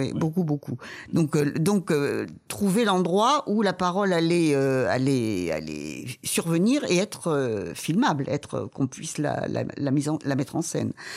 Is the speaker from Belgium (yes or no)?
no; Paris, Île-de-France, France; quand on est parisienne